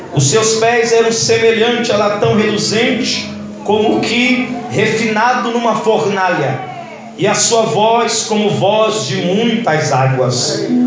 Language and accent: Portuguese; Belém, Pará, Brazil; moved away; lá de Belém do Pará, da minha terra de origem